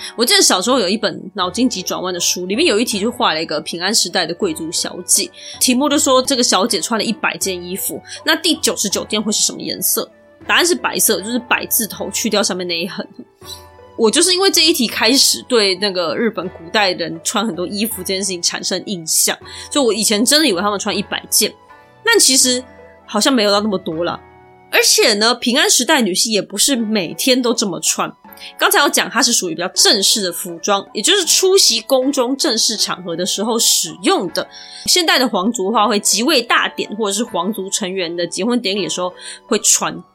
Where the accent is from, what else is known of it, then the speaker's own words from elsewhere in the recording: Taiwan; 我们台湾人